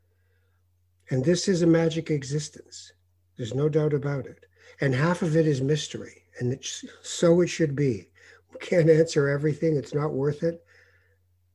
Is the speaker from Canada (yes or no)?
yes; Canada; the last 4 years in America that I've noticed as a Canadian